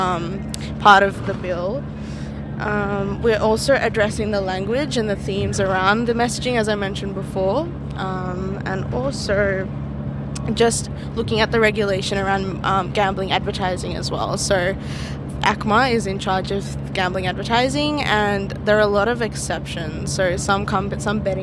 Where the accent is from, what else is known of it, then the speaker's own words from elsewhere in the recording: Melbourne, Victoria, Australia; I'm from Hume and I'm 20 years old